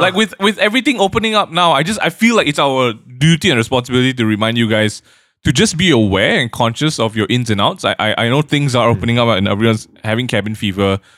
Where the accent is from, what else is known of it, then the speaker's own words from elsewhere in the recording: Malaysia; we are proud about being Malaysian